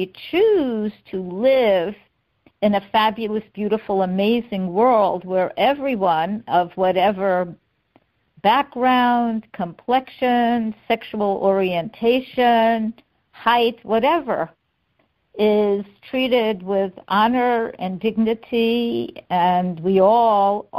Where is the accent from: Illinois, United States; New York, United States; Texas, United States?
New York, United States; New York City; moved away as an adult; also born or lived in Manhattan / Chelsea; now in Fort Lauderdale, United States; I was born in Brooklyn